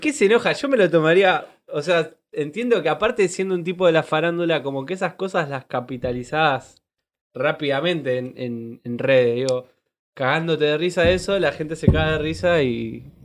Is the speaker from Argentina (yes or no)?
yes; Dock Sud, Buenos Aires Province, Argentina; now in Banfield, Argentina; Yo salí de Docsud